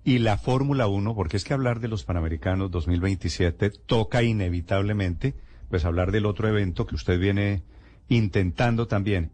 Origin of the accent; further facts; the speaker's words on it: Colombia; nosotros aquí somos los cachacos